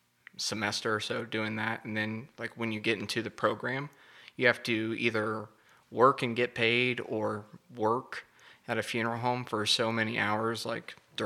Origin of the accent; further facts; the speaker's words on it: Rockport, Missouri, United States; moved away as an adult; also born or lived in Kansas City; now in Parsons, United States; Originally from Rockport, Missouri. That's my hometown.